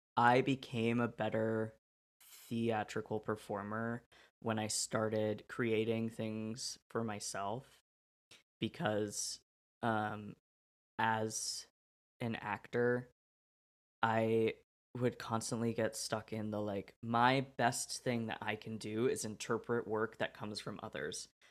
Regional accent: Oregon, United States; moved away; also born or lived in Illinois; I'm from Oregon.

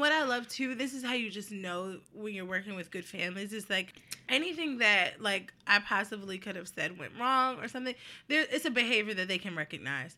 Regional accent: New Jersey, United States; moved away; I am from New Jersey

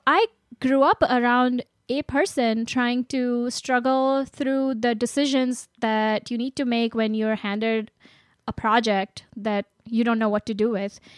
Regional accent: India; moved away; I grew up in India

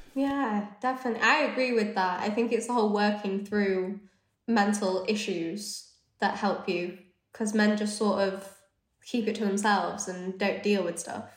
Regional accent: Leeds, Yorkshire and the Humber, United Kingdom; also born or lived in London; I grew up in Leeds, so I'm northern.

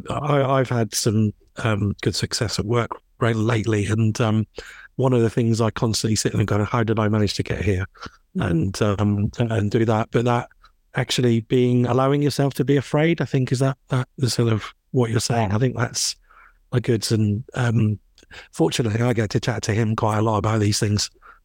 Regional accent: Scotland, United Kingdom; by the way, despite this terrible accent, I grew up in Scotland as well.

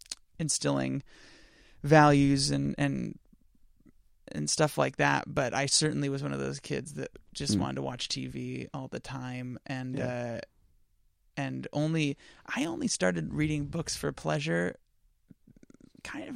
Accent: Belmont, California, United States; moved away; I'm from Belmont, California, which is kind of smack dab in the middle of San Francisco and San Jose up in the Bay Area. Didn't know when I was a kid that I was growing up in one of the most affluent areas in the world.

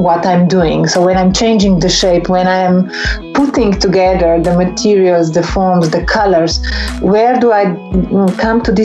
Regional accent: Ljubljana, Slovenia; I was born in Ljubljana, which was a time part of ex-Yugoslavia

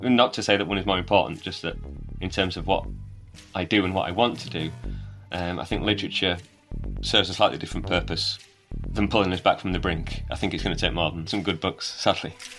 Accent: Wakefield, Yorkshire and the Humber, United Kingdom; also born or lived in Bradford / Leeds; I was born in Wakefield, grew up in Wakefield, live in Bradford, have lived in Leeds.

